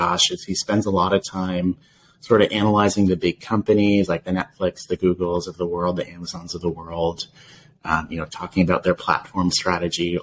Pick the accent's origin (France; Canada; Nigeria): Canada; being the Canadian on the team and having worked in health systems in Canada.